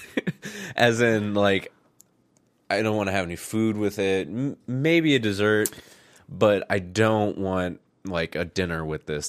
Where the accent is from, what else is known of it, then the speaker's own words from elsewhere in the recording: Midwest, United States; accent: very plain American accent; we're from the Midwest, so we have just a, like, very plain American accent.